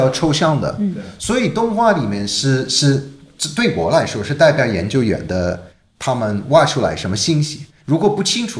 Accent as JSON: {"language": "Chinese", "country": "United Kingdom", "second_language": "Chinese", "said": "我当然我是英国人嘛，我从小就知道泰坦尼克号"}